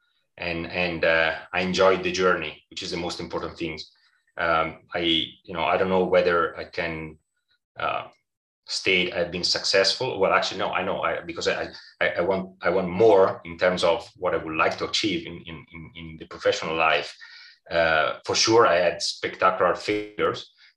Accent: Italy; as an Italian

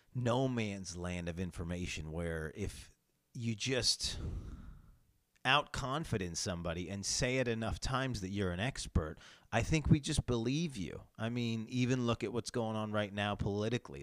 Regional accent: New York, United States; I come from New York State where kind of having guns is just, um, harder and, uh, and, and rarer

